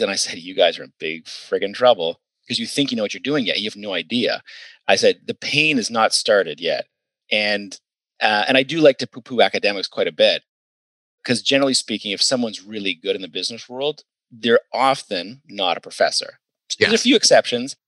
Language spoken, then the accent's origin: English; Ayr, Ontario, Canada; moved away as an adult; also born or lived in United States; I grew up in Ayr, Ontario